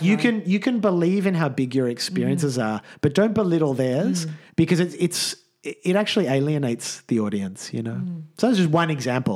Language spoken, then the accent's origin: English; Australia; as an Australian Jewish middle-class guy